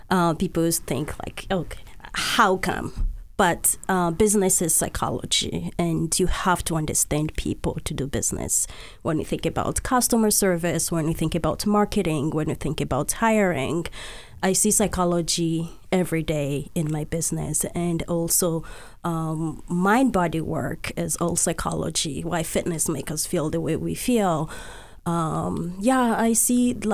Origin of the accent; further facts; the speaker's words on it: DR Congo; moved away; just growing up in the Congo myself.